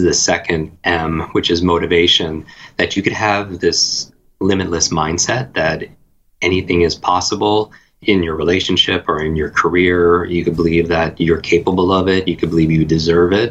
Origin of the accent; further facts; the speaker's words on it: Northeast, United States; I grew up in the Northeast.